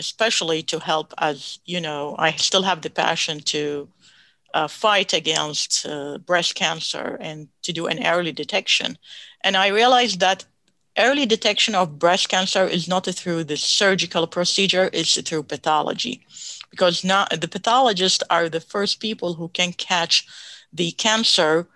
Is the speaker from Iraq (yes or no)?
yes; Baghdad, Baghdad Governorate, Iraq; moved away as an adult; also born or lived in Texas; now in United States; I grew up in Baghdad, Iraq